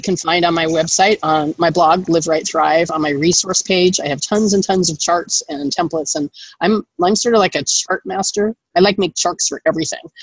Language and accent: English; Los Angeles, California, United States; I grew up in Los Angeles with a screenwriter, producer, mother.